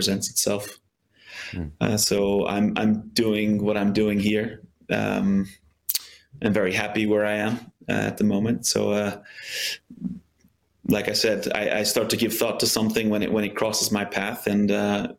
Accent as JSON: {"language": "English", "country": "United States", "tie": "born or raised there", "moved": "as an adult", "said": "I grew up in the States playing soccer"}